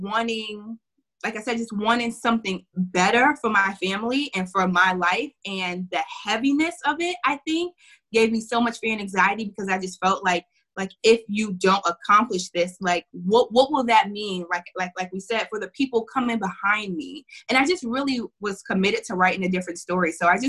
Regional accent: New York City, New York, United States; now in Chicago, United States; I grew up in Harlem.

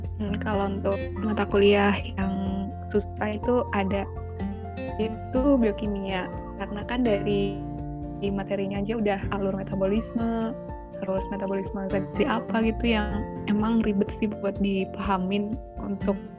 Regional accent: Batu, East Java, Indonesia; Aku asli dari Kota Batu

